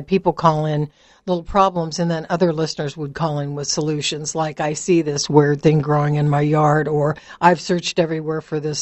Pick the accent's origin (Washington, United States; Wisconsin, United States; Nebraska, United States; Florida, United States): Nebraska, United States; Lincoln; also born or lived in Kearney, Nebraska; I moved back to my hometown of Lincoln for a semester